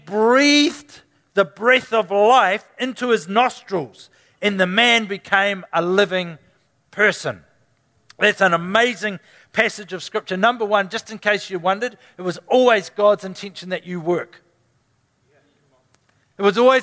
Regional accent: New Zealand; Can't even do that as a Kiwi.

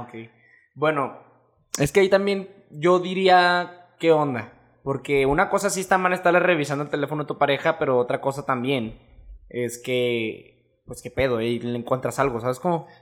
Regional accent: Mexico; como mexicanos

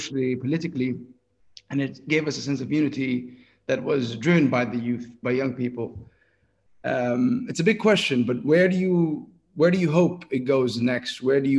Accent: West Bank, Palestine; also born or lived in Jerusalem; we're roughly part of the same generation, you and I, and I'm from the West Bank, but I was, you know, I went to school in Jerusalem

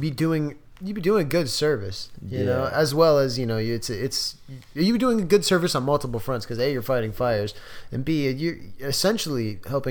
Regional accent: Southern California, United States; I grew up in Southern California

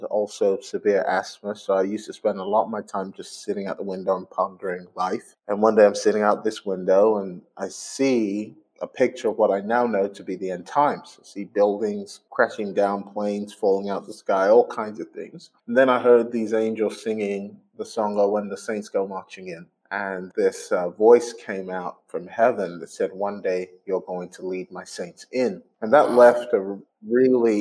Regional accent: Glasgow, Scotland, United Kingdom; accent: Scottish; I grew up in Glasgow. And so I was probably the only black person in existence with a Scottish accent.

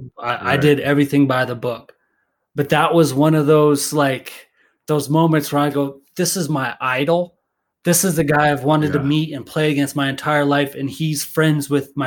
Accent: Fort Collins, Colorado, United States; now in Denver, United States; I grew up in Fort Collins

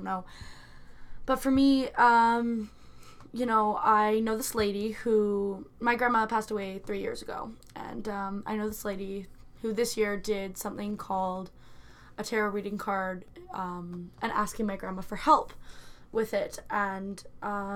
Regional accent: Canada; We're Canadian

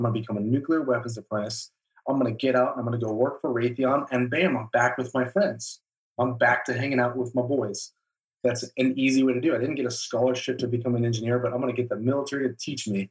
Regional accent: Tucson, Arizona, United States; moved away as an adult; also born or lived in Aurora, Colorado; we ended up moving down to Tucson, Arizona, where I spent the rest of my childhood before I ended up joining the military.

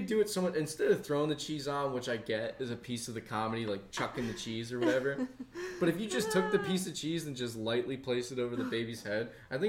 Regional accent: East Coast, United States; I grew up on the East Coast.

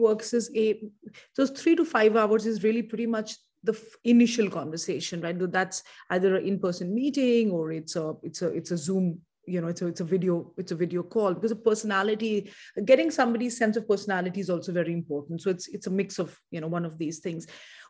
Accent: India; perhaps in part to do with the fact that I'm from India

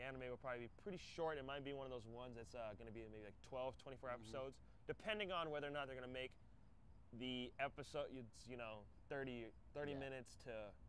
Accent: Midwest, United States; I'm from the Midwest.

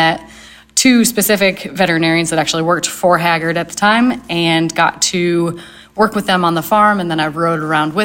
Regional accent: Northern New York, United States; moved away as an adult; also born or lived in Ohio; I am originally from Northern New York. I grew up on a dairy farm

